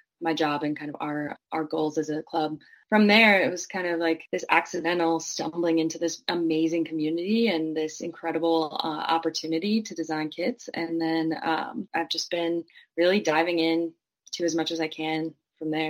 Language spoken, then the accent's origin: English; Green Bay, Wisconsin, United States; I grew up watching American football. I'm from Green Bay, Wisconsin